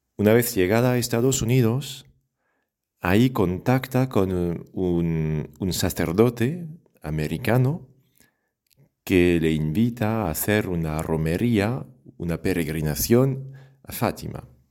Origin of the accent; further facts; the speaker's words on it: France; accent: French; Spanish is a second language; moved away; yo soy de Francia, seguramente ya lo has adivinado por el acento.